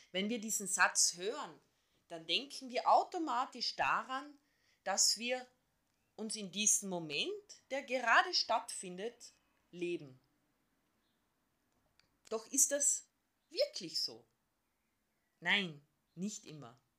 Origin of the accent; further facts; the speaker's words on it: Carinthia, Austria; born there; ich bin gebürtige Kärntnerin.